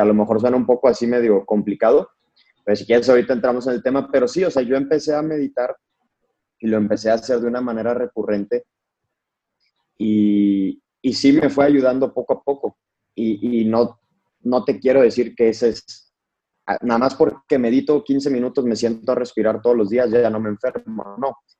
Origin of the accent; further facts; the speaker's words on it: Monterrey, Nuevo León, Mexico; also born or lived in Mexico City; yo soy de Monterrey.